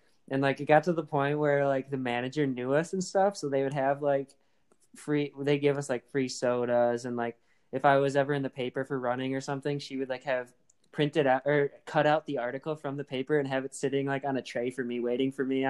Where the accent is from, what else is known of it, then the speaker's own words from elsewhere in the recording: Wisconsin, United States; I'm from Wisconsin.